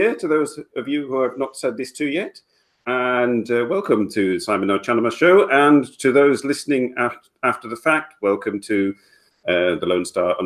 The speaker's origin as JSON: {"language": "English", "region": "England", "country": "United Kingdom", "moved": "as an adult", "lives_now": "Belgium", "said": "I have been living in Belgium for 20 years. I'm English. Moved here in 1996."}